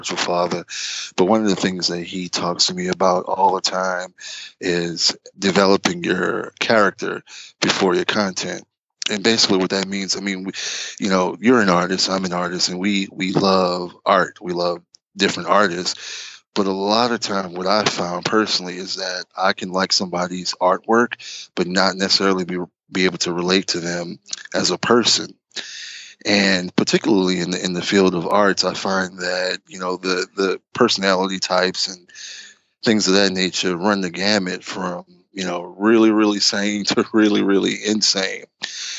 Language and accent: English; New Orleans, Louisiana, United States; moved away; I'm originally from New Orleans